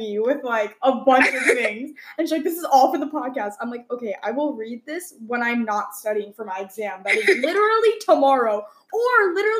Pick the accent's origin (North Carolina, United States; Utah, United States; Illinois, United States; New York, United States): New York, United States; Long Island; moved away as an adult; I'm from Long Island, New York, and I went to a high school called Herricks High School.